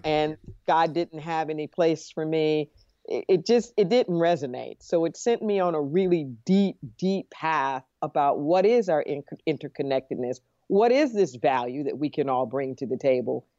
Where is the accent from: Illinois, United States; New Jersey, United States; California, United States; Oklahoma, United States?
California, United States; Los Angeles; I grew up in Los Angeles